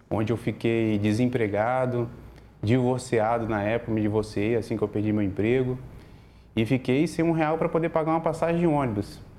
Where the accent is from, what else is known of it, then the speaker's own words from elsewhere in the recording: Viana, Brazil; eu tenho 33 anos, sou morador de Viana